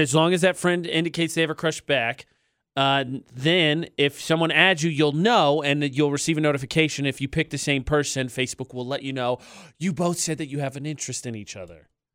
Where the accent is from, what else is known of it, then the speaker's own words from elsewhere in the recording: Indiana, United States; moved away; I'm from Indiana